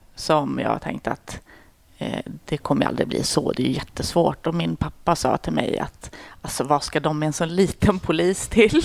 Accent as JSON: {"language": "Swedish", "area": "outside Uppsala", "region": "Uppsala County", "country": "Sweden", "tie": "born or raised there", "moved": "as an adult", "lives_now": "Stockholm, Sweden", "said": "Jag är mm. född i Stockholm, men sen är jag uppväxt i, utanför Uppsala."}